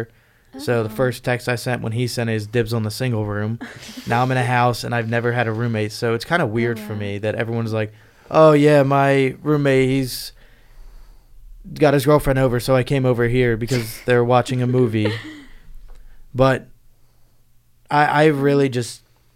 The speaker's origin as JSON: {"language": "English", "region": "Virginia", "country": "United States", "moved": "as an adult", "lives_now": "Pennsylvania, United States", "said": "I'm from Virginia"}